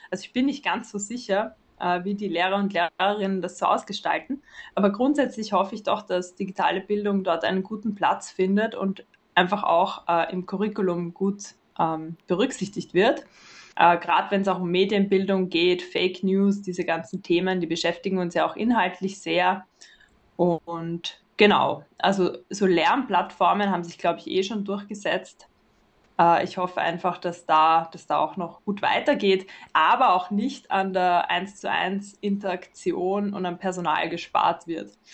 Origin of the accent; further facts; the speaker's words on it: Vienna, Austria; ich bin aus Wien und ich arbeite dort